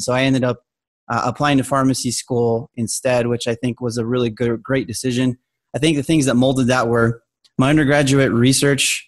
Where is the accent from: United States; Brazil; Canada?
United States; Albuquerque, New Mexico; moved away; I'm originally from Albuquerque, New Mexico